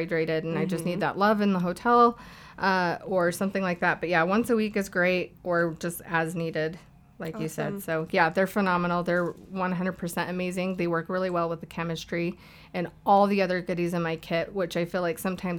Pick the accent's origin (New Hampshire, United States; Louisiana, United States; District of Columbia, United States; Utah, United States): Utah, United States; Orem; In Orem, 8th North in Orem